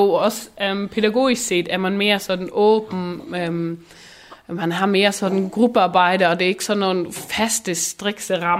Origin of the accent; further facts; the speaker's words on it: Schleswig-Holstein, Germany; først og fremmest er jeg friser, så er jeg dansker, og så er jeg tysker.